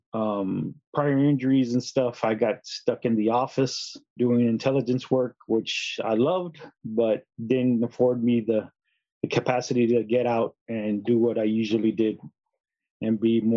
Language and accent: English; San Antonio, Texas, United States; I was born and raised in San Antonio